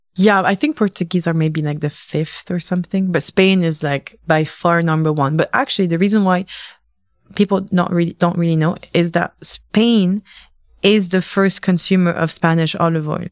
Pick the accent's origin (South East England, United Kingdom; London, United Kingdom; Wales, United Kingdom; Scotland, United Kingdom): London, United Kingdom; moved away as an adult; also born or lived in Tunisia; now in Paris, France; I grew up in London